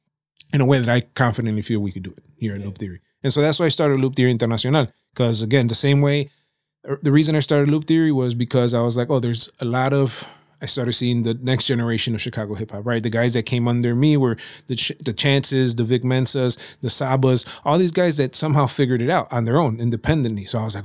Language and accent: English; Nuevo Laredo, Tamaulipas, Mexico; My dad is from Matamoros, but they were raised in Nuevo Laredo, Tamaulipas. So we say we're from Nuevo Laredo, Tamaulipas.